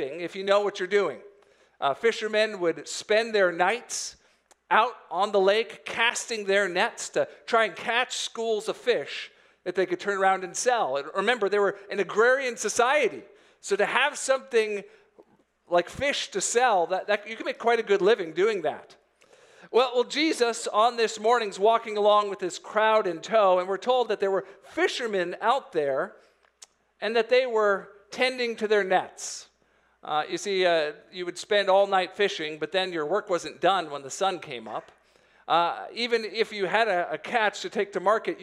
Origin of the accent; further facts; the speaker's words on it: Florida, United States; moved away; I grew up in Florida